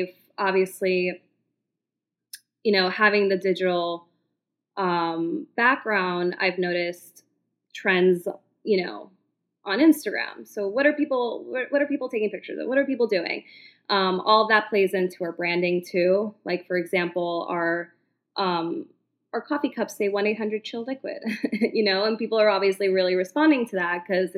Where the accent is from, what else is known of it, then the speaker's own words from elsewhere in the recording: New York City, New York, United States; as a New Yorker, I've grown up here